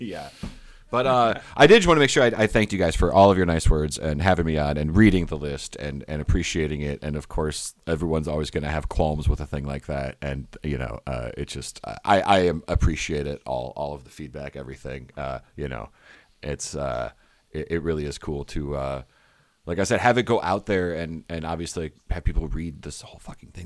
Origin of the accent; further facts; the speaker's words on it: Michigan, United States; growing up in Michigan, doing stand up in the Midwest